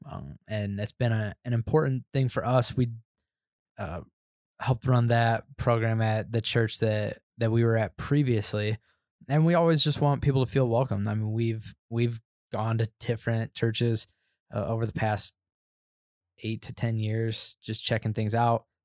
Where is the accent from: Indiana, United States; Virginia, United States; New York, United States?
Indiana, United States; moved away as an adult; now in Denver, United States; I was born and raised in Indiana, never, never moved outside of going to Costa Rica